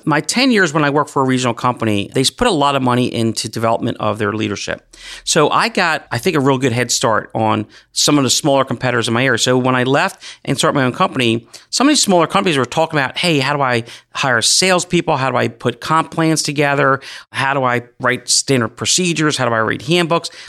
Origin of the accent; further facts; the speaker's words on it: Gloucester County, New Jersey, United States; I grew up right here in Gloucester County